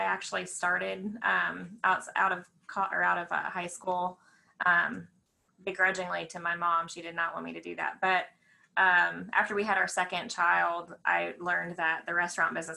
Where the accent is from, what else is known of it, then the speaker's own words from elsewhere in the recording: Indiana, United States; also born or lived in Lexington; now in Danville, United States; I'm originally from Indiana.